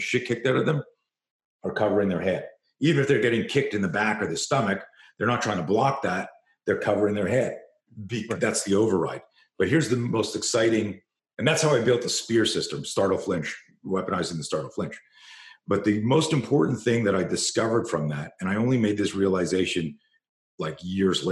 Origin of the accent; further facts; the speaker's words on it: Canada; I grew up in Canada